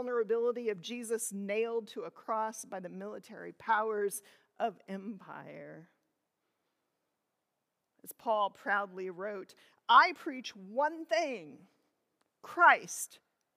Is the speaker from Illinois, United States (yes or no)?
yes; Illinois, United States; I grew up in Illinois